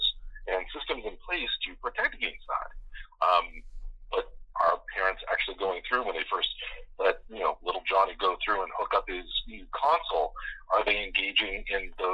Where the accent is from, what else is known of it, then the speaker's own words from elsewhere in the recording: the Maritimes, Canada; I grew up in Maritime, so for me it was CBC, ATV, CTV, and when the weather was bad, whatever we could get out of Bangor, Maine